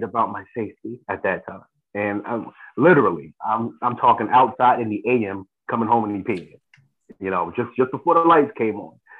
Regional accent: Jersey City, New Jersey, United States; born and raised in Jersey City, love my city.

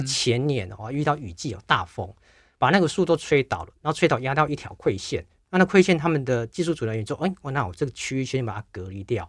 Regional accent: Taiwan; 我们嗯。台湾人去就几个而已

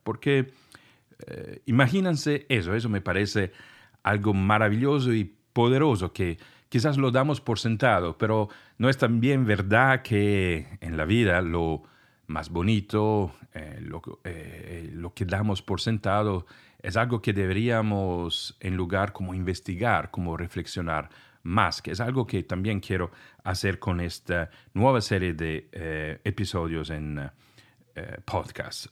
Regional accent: Italy; first language Italian; Spanish is a second language; moved away

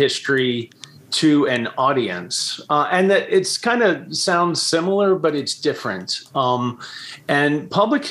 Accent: Baltimore, Maryland, United States; I was born in Baltimore. I'm from here. I've moved away a few times, but always came back.

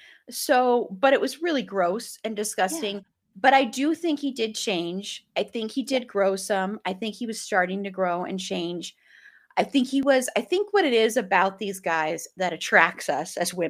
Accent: Colorado, United States; we are both from Colorado

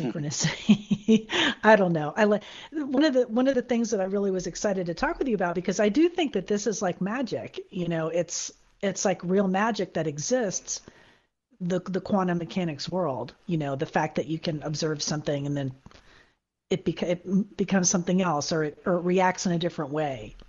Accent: Florida, United States; I'm from Florida

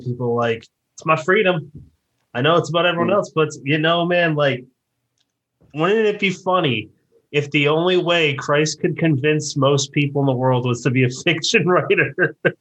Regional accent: Massachusetts, United States; also born or lived in South Jersey; now in New Jersey, United States; near my hometown in Massachusetts

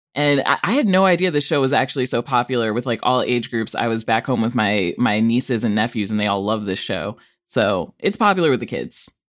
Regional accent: Rockford, Illinois, United States; my hometown, Rockford, Illinois

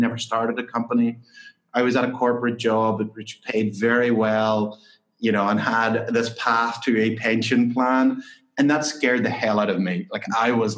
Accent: County Tyrone, Northern Ireland, United Kingdom; moved away as an adult; also born or lived in St Andrews, Scotland / London; Yeah, so I grew up in Northern Ireland, in County Tyrone. I grew up on a dairy farm

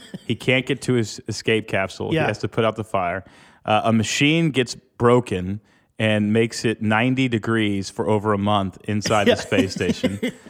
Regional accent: Houston, Texas, United States; I grew up in Houston.

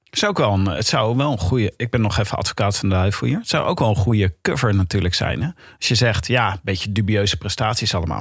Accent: Leiden, South Holland, Netherlands; Ik kom uit Leiden

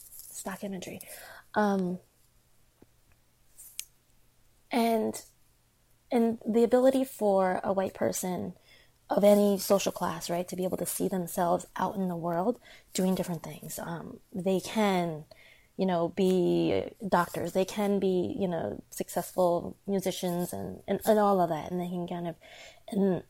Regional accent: United States; first language Chinese; English is a second language; being Asian American

